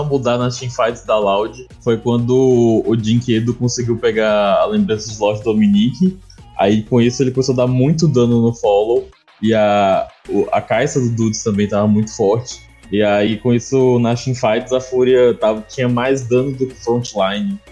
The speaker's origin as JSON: {"language": "Portuguese", "region": "Bahia", "country": "Brazil", "said": "um bom baiano que sou"}